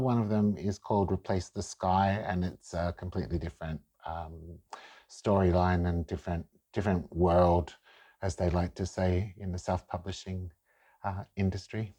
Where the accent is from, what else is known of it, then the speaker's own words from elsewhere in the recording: Australia; I'm Italo Australian